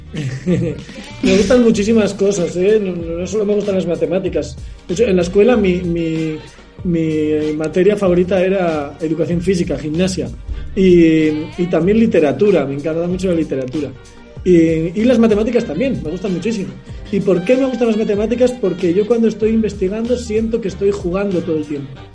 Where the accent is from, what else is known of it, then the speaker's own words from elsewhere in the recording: Logroño, La Rioja, Spain; yo nací en Logroño, que es una ciudad pequeña del norte de España